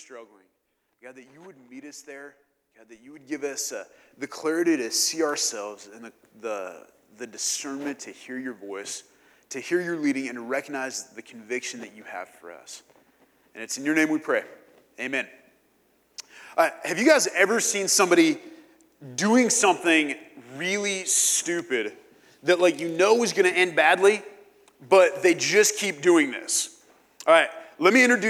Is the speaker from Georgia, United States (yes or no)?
no; Kansas, United States; moved away; it gets cold in Kansas